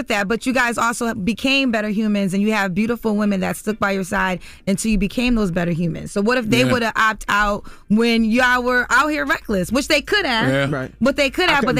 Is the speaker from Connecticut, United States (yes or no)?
yes; Connecticut, United States; Like, my father, I'm from Connecticut, Kenny Reeder, like, he did a great job.